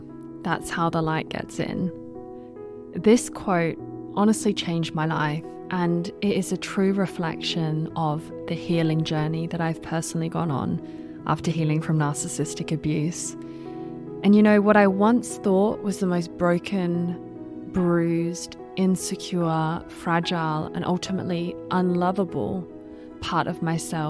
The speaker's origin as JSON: {"language": "English", "country": "Australia", "also_born_or_lived": "United Kingdom", "lives_now": "Switzerland", "said": "You might be able to tell from the accent, I'm not sure, but I am Australian and British, and I now live in Switzerland."}